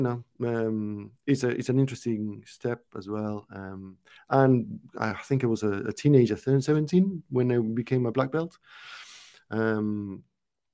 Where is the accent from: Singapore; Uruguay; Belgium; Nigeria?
Uruguay; now in United Kingdom; I'm not from the UK. I'm from Uruguay, which is a small country in South America.